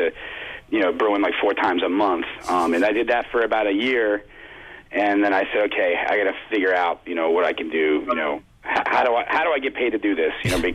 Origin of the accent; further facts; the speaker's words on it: New Hope, Pennsylvania, United States; also born or lived in Lambertville, New Jersey; I grew up in Lambertville and New Hope, so okay. I'm a product of Bucks County